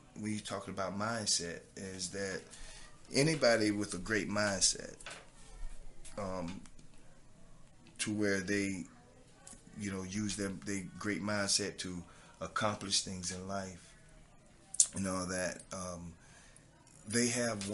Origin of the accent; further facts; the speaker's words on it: Treasure Coast, Florida, United States; accent: southern; representing my hometown, representing the tri-state, you know, the Treasure Coast, I mean, representing the state of Florida